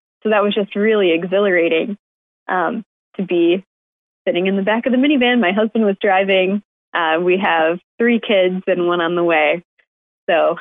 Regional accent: Rochester, New York, United States; I grew up in Rochester, New York

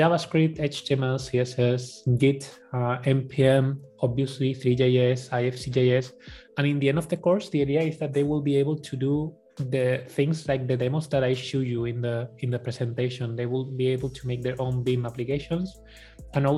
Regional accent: Spain; accent: Spanish; English is a second language; my Spanish accent

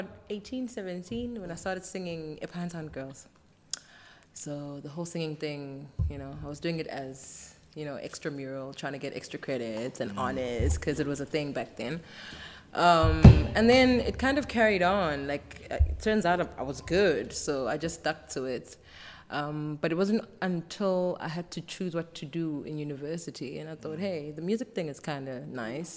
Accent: Umlazi, KwaZulu-Natal, South Africa; also born or lived in Eastern Cape; Tomboy from Umlazi, born and raised

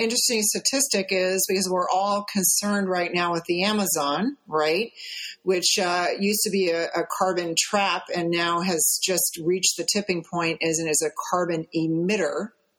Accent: Midwest, United States; because I grew up in the Midwest, like you said, just miles and miles and miles of this monocrop out there, you know.

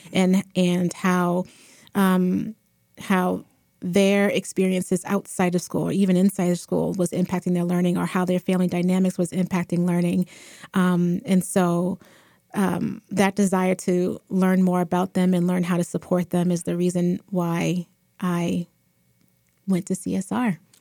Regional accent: Boston, Massachusetts, United States; I am um, born and raised in Boston, raised um, Mattapan, Dorchester

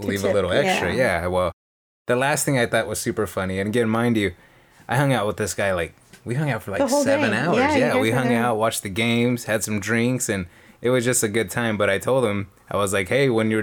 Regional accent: California, United States; I was from California

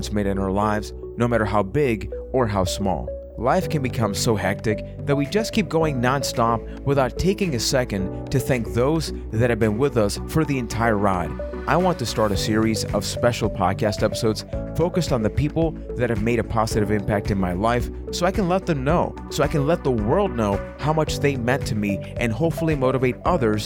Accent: Puerto Rico; I am from Puerto Rico

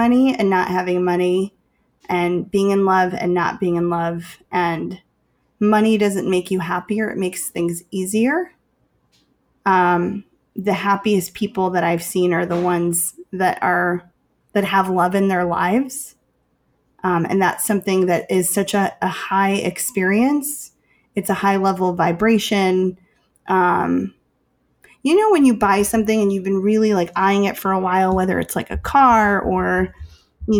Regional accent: Chicago, Illinois, United States; I'm from Chicago

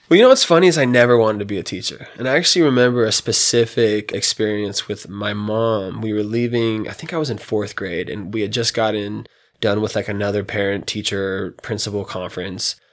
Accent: Reno, Nevada, United States; also born or lived in Fallon, Nevada; I was raised here, um, you know, moved to Reno when I was two from Fallon

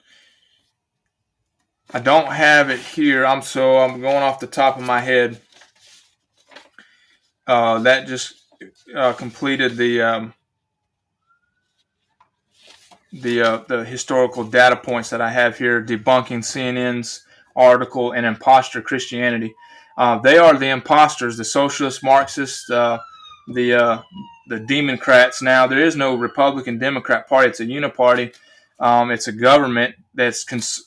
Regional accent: United States; I was born an American citizen

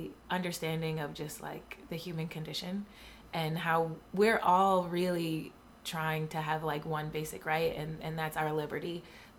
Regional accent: Buffalo, New York, United States; I'm from Buffalo

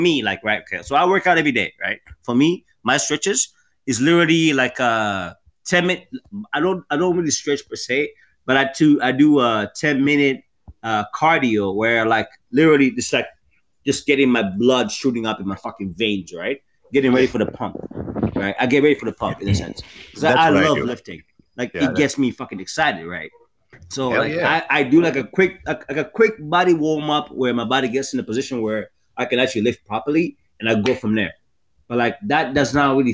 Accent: Toronto, Ontario, Canada; also born or lived in Maryland; I'm from Canada. I'm from Toronto

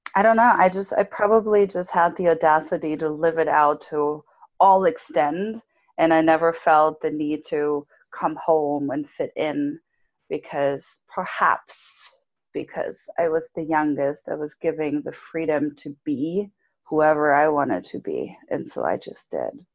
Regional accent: Germany; moved away as an adult; I grew up in Germany. So for anyone listening, I grew up in Germany

